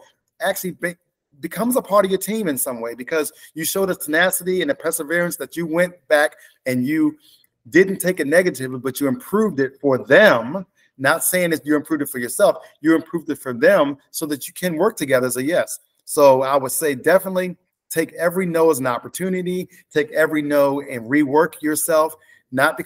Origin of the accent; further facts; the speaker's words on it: Baltimore, Maryland, United States; I'm from Baltimore, Maryland